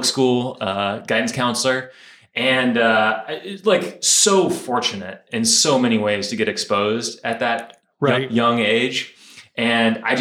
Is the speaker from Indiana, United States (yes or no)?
yes; West Lafayette, Indiana, United States; also born or lived in Bloomington, Indiana; Indiana born and raised, grew up in West Lafayette